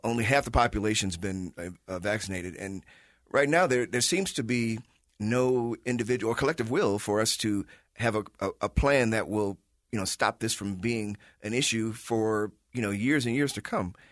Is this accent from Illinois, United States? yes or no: yes; Chicago, Illinois, United States; now in Salt Lake City, United States; I'm from Chicago